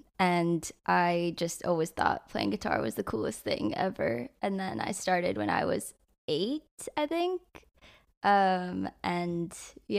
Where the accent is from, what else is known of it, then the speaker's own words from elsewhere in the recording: San Francisco, California, United States; now in Los Angeles, United States; I grew up in the Bay, so in like San Francisco area, and then I moved here about like 6 years ago for music